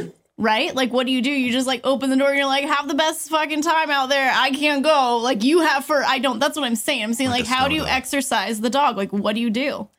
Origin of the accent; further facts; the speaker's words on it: California, United States; I'm such a Californian